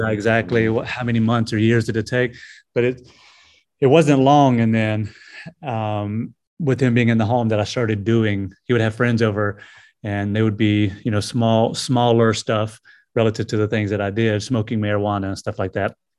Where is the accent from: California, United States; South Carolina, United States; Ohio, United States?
South Carolina, United States; Greenville; also born or lived in Anderson, South Carolina; was, uh, born here in Anderson and, uh, was raised in, uh, Greenville, just a neighboring, uh, city. So, yeah, this is where I was born and raised